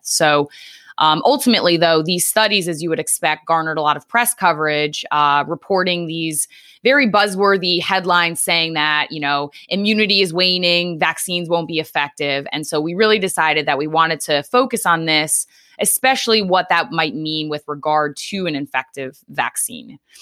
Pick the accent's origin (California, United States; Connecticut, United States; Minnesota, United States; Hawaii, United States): Connecticut, United States; Norwich; moved away as an adult; also born or lived in Long Island / New York City; now in Philadelphia suburbs, United States; I grew up in Eastern Connecticut, um, a town called Norwich